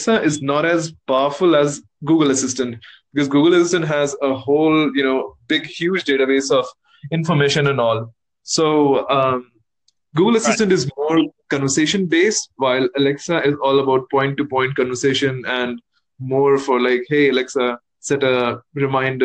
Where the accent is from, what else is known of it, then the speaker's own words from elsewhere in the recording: India; I'm from India